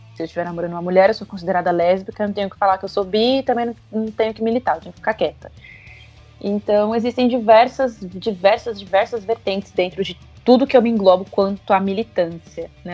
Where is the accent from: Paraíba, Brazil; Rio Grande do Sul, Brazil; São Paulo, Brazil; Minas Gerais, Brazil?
São Paulo, Brazil; Osasco; eu sou de Osasco